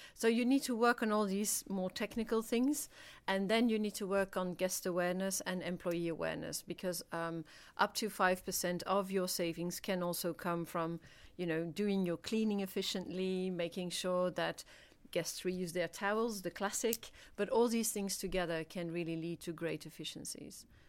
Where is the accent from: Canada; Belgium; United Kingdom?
Belgium; I'm from Belgium